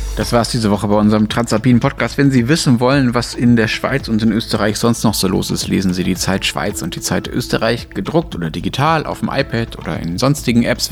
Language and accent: German; Germany; ich als Deutscher